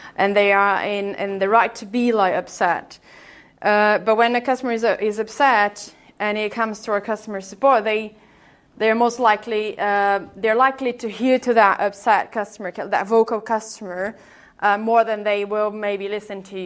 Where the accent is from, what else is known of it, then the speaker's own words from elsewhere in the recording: Brazil; accent: Brazilian; English is a second language; moved away; I'm Brazilian, by the way, if you haven't noticed my accent.